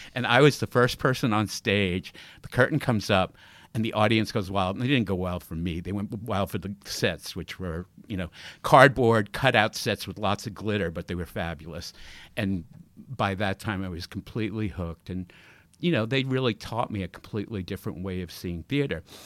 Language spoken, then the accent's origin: English; Long Island, New York, United States; I, I grew up in New York